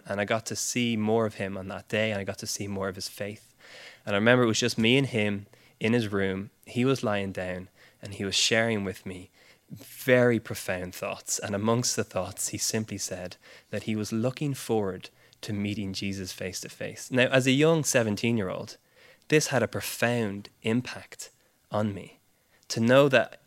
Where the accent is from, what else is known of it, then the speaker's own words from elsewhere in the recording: Ireland; although I'm Irish, I spent my whole life here. My parents are Brits.